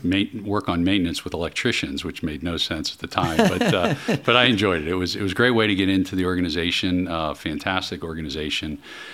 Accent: Philadelphia, Pennsylvania, United States; I grew up outside of Philadelphia for the most part in the suburbs of Philadelphia.

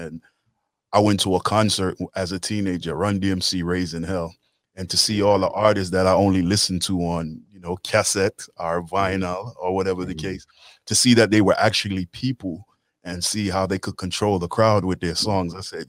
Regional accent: Washington, District of Columbia, United States; Well, I'm from Washington, D.C. originally. I'm the first generation of my family to be born in D.C. from Kingston, Jamaica. So my mother and my father are from Johnstown, Kingston, Jamaica. So downtown side. And just growing up in a Jamaican household in a musical family

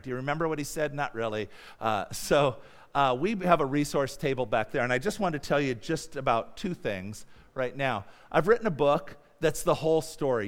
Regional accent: United States; moved away; also born or lived in Mongolia; I'm an American

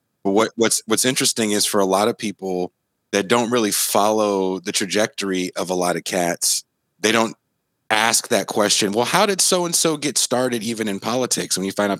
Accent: Richmond, California, United States; also born or lived in Oakland, California / North Dakota; I'm from the San Francisco Bay Area. I was born in Oakland. I grew up in a city called Richmond, California.

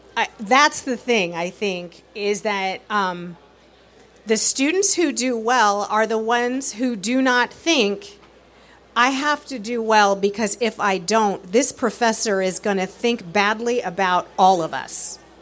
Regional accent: California, United States; moved away; I'm from California

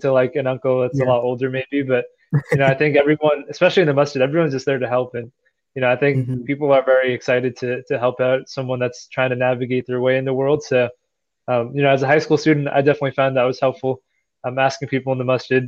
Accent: New Jersey, United States; where I grew up in New Jersey

